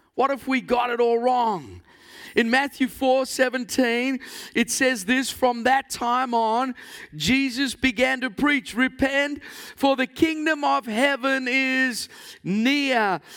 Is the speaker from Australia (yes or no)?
no; South Africa; moved away; I came from South Africa originally